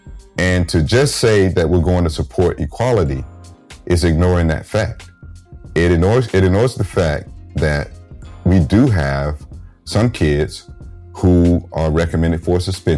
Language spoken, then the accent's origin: English; the South, United States; And growing up in the South as a black man, I was keenly, keenly aware of that.